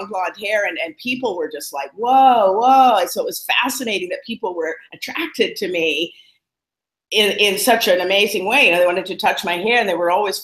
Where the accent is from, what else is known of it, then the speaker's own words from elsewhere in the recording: Vancouver, British Columbia, Canada; moved away as an adult; also born or lived in Bali, Indonesia; I live in Vancouver, Canada. I grew up in Vancouver